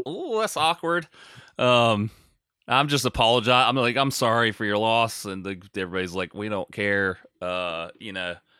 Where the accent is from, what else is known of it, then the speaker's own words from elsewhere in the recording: United States; I'm American